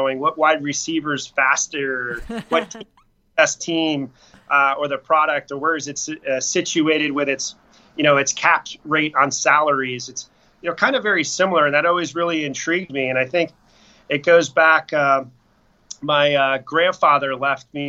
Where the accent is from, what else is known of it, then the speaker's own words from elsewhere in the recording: Tampa, Florida, United States; also born or lived in upstate New York; I grew up in Tampa area